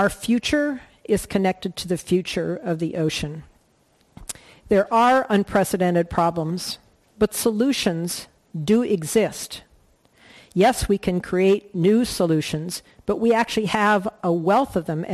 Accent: Colorado, United States; moved away; I grew up in Colorado

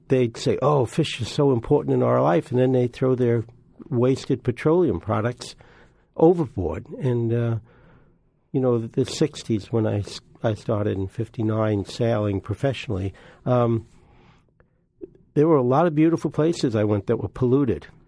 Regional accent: New York, United States; we lived right by the, uh, Long Island Sound and, uh, also the Hellgate. My granddad was a great fisherman and we used to go every day to the ocean.

